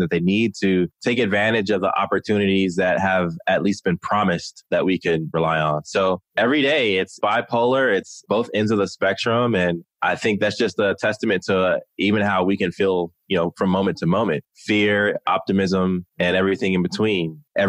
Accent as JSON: {"language": "English", "region": "Maryland", "country": "United States", "tie": "born or raised there", "also_born_or_lived": "Texas / Germany", "said": "So I was born in Texas and we were there for a while. And then we moved to Germany. So I lived in Germany for 5 years. And then my dad retired and we grew up in Maryland"}